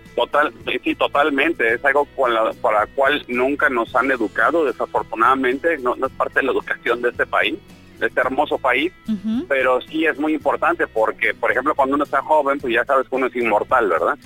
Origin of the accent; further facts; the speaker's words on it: Mexico; esa mala educación que tenemos nosotros como mexicanos